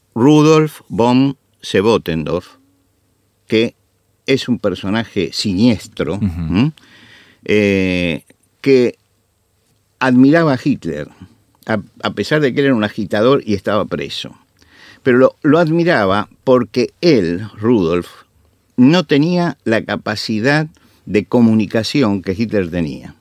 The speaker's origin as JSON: {"language": "Spanish", "country": "Argentina"}